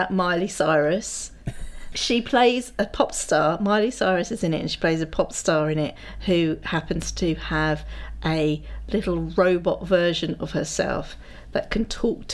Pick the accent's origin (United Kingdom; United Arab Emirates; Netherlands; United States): United Kingdom; we're British.